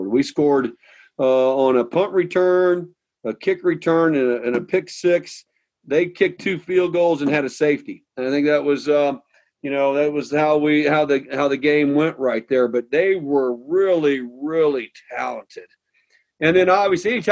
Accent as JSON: {"language": "English", "region": "Midwest", "country": "United States", "tie": "born or raised there", "said": "Uh, me growing up in the Midwest, Ohio State."}